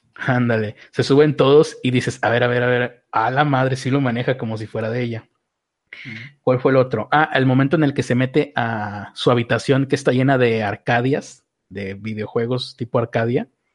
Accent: Mexico; como mexicano

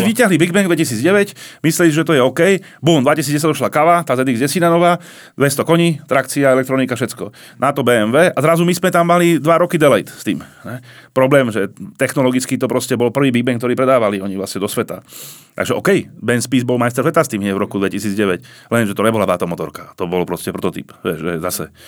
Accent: Slovakia

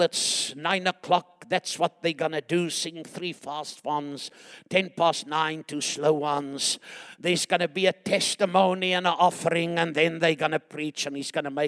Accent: Chingola, Copperbelt Province, Zambia; moved away; I was born in Shingola and Zambia, Northern Rhodesia.

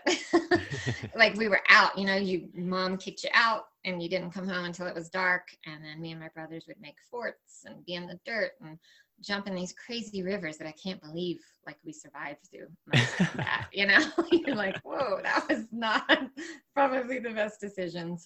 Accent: Asheville Hickory area of North Carolina, United States; also born or lived in Roanoke, Virginia; I grew up primarily in Appalachia between, was born in Virginia and then raised in like the Asheville Hickory area of North Carolina

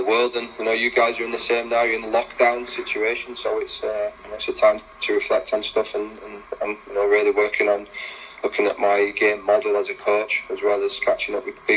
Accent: Leeds, Yorkshire and the Humber, United Kingdom; also born or lived in Sheffield; I was from Leeds. I left Leeds at 16 and I moved to Sheffield.

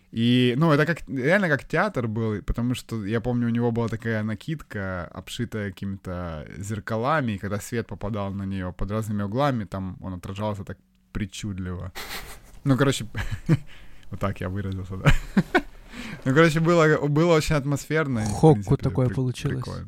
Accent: Ukraine; я украинец

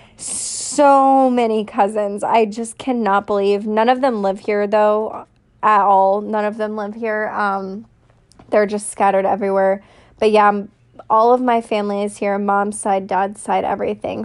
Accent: Raleigh, North Carolina, United States; I was born and raised in Raleigh, North Carolina.

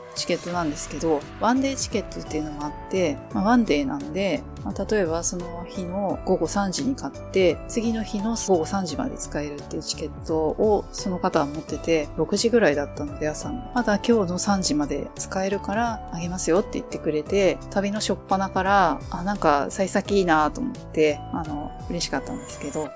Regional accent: Enoden line area, Kanagawa, Japan; 私も地元ではあるんで

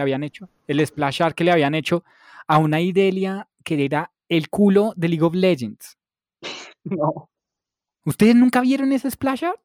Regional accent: Bogotá, Colombia; yo soy 100% bogotano, a mucho honor, hijo de madre

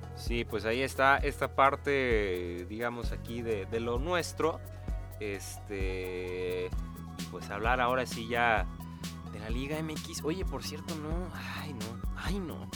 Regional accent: Nayarit, Mexico; somos de, de Nayarit

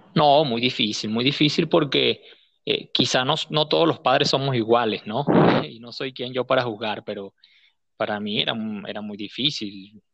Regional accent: Guárico, Venezuela; also born or lived in Caracas / Aragua; Nací en Caracas, pero me, he criado toda mi vida, eh, crecí, me formé, en el estado Guárico

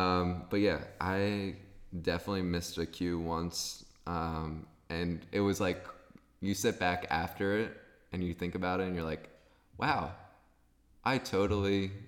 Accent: East Coast, United States; now in Philadelphia, United States; I just moved into a apartment in Philadelphia. I'm from the East Coast audience.

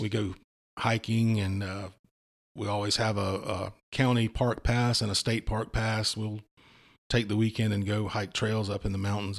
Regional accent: Walterboro, South Carolina, United States; I grew up in Walterboro, um, you know, in a double wide trailer on a farm

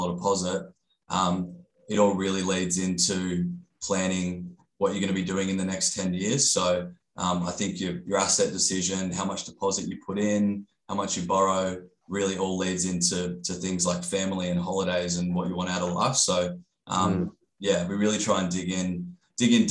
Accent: Gold Coast, Queensland, Australia; I grew up on the Gold Coast

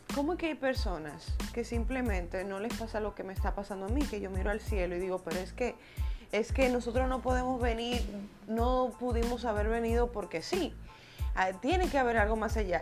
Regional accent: Dominican Republic; República Dominicana, que es mi país natal

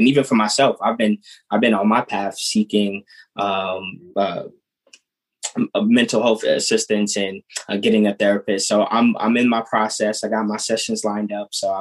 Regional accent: New York City, New York, United States; growing up in the Bronx

